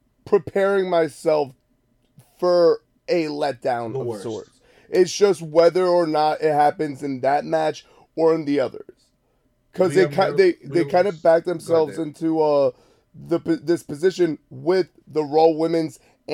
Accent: Canada; So he's Canadian, like I'm Canadian.

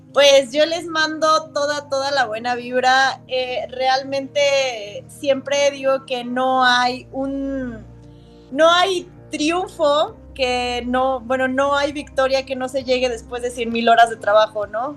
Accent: Mexico; nos caracteriza como mexicanos

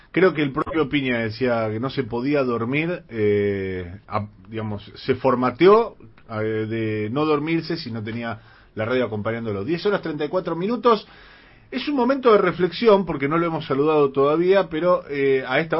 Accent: San Telmo, Buenos Aires, Argentina; de Santelmo, estudié comunicación en la UBA en los 90

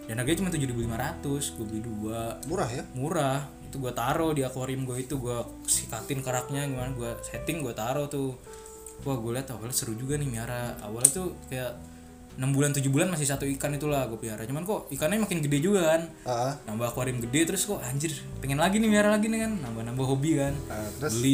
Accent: Lamongan, East Java, Indonesia; dari Lamongan ada dari Lamongan bang saya dari Lamongan nih bang

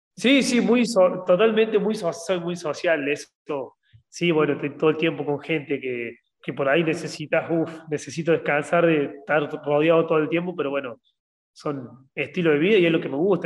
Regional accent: Argentina; en un país como Argentina, que somos muy tercer mundo

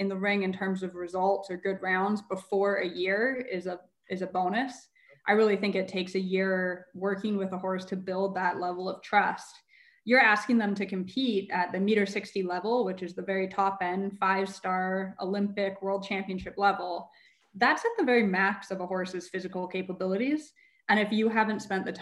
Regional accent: Calgary, Alberta, Canada; I love Calgary. I'm so attached to my hometown.

